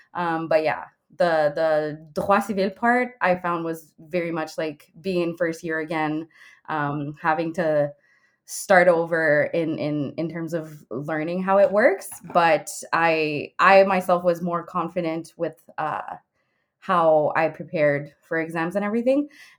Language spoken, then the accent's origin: English; Quebec, Canada; moved away as an adult; also born or lived in Ottawa; I'm from Quebec, so I did Cégep.